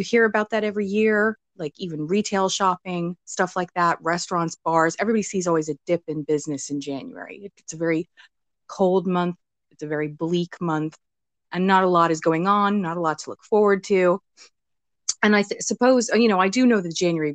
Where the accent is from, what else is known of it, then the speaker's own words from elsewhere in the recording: United States; being American